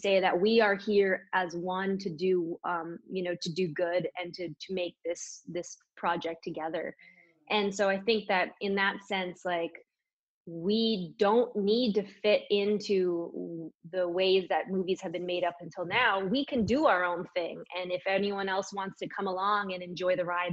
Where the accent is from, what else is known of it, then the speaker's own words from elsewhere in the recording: Prince George, British Columbia, Canada; moved away as an adult; now in Vancouver, Canada; I live in Vancouver. I grew up in Prince George.